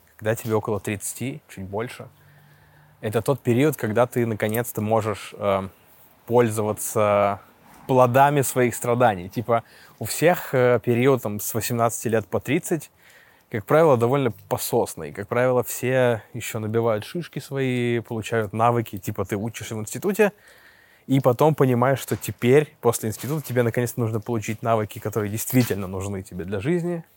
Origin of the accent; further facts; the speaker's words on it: Russia; moved away as an adult; now in Istanbul, Turkey; я из России